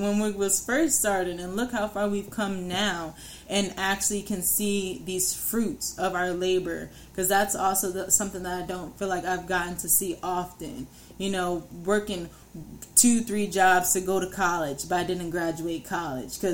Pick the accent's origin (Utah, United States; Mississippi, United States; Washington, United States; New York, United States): New York, United States; I'm from New York